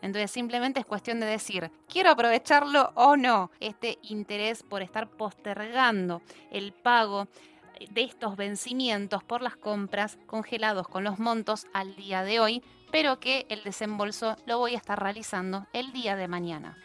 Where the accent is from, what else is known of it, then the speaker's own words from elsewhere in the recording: Argentina; cada uno de nosotros como argentinos